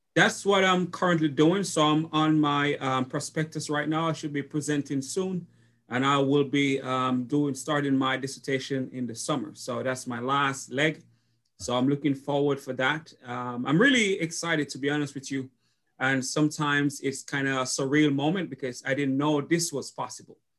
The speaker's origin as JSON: {"language": "English", "country": "Jamaica", "tie": "born or raised there", "moved": "as an adult", "lives_now": "Jefferson City, United States", "said": "I went to college in Jamaica"}